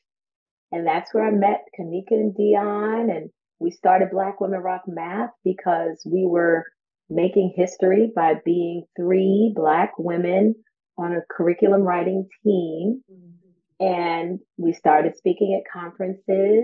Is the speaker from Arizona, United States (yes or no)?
no; New York, United States; moved away; I'm originally from New York